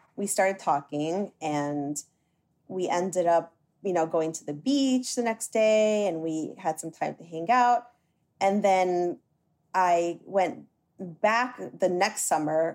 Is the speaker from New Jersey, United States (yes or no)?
yes; New Jersey, United States; I was born and raised in New Jersey by a Dominican mother and American father.